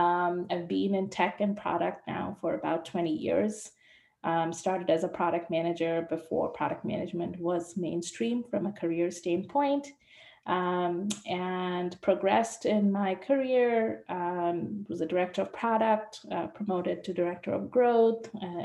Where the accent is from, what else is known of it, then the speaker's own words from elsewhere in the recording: India; moved away as an adult; also born or lived in United States; now in Vancouver, Canada; I'm living in Vancouver, in Canada. And I was born in India and went to the States to do my master's.